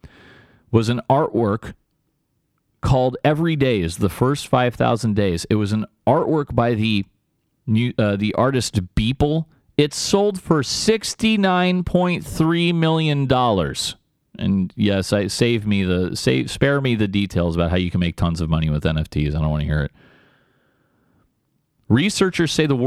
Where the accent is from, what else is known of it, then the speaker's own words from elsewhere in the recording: San Diego, California, United States; moved away; back home in my hometown, San Diego